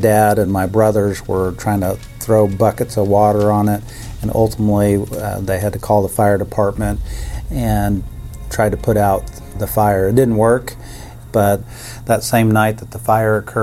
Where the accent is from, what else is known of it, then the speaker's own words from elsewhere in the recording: Kansas City, Missouri, United States; I grew up in the Kansas City area